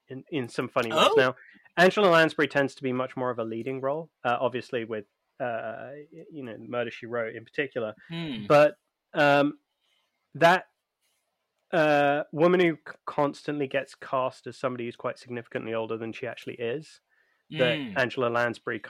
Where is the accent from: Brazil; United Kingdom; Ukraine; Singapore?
United Kingdom; us being British